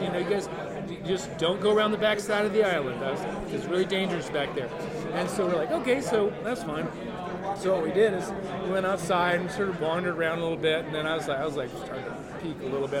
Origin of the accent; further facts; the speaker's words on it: North Dakota, United States; now in Oakland, United States; I grew up in North Dakota